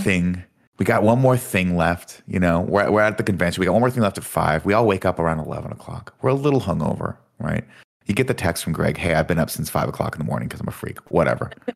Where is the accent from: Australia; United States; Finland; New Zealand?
United States; Southern California; I'm from Southern California